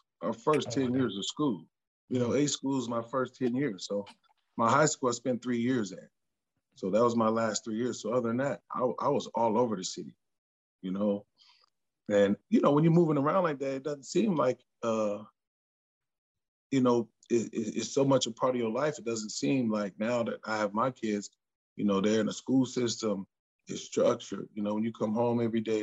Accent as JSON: {"language": "English", "town": "Columbus", "region": "Ohio", "country": "United States", "said": "I'm from Columbus"}